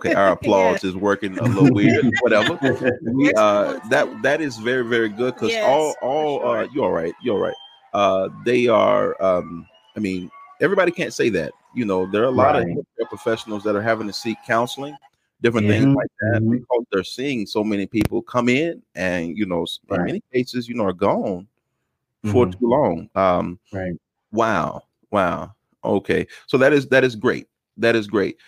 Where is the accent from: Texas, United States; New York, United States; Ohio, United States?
Texas, United States; I'm from Texas